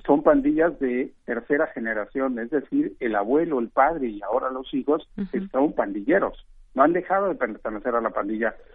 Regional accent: Guanajuato, Mexico; yo soy oriundo del Estado de Guanajuato

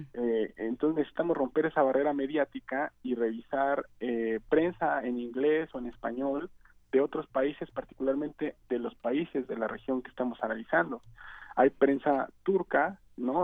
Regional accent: Mexico; como mexicano

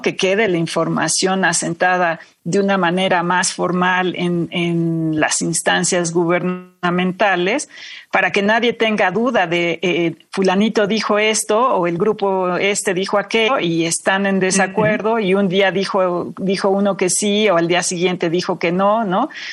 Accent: Mexico; mexicanos a todos nos, eh, nos, afecta

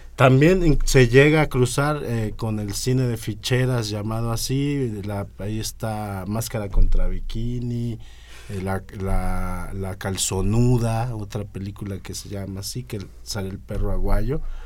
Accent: Mexico; aquí en México

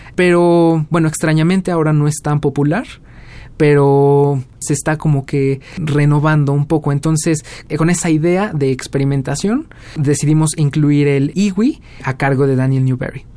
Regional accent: Mexico; first language Spanish; moved away as an adult; also born or lived in Cardiff, Wales; yo soy mexicano

